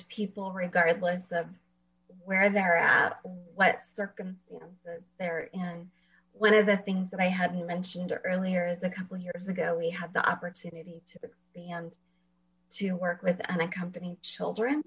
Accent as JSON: {"language": "English", "town": "Fresno", "region": "California", "country": "United States", "tie": "born or raised there", "also_born_or_lived": "Washington", "moved": "as an adult", "said": "I actually live in Fresno, and I grew up here in Fresno"}